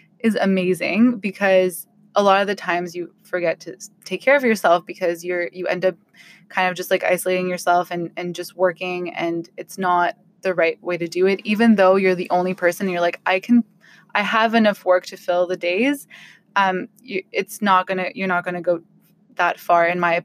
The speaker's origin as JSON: {"language": "English", "town": "Ottawa", "region": "Ontario", "country": "Canada", "said": "I'm from Ottawa"}